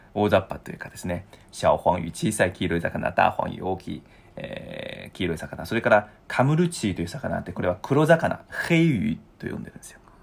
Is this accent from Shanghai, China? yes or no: no; Zhoushan, Zhejiang, China; Japanese is a second language; moved away; also born or lived in Japan; 私の地元の周山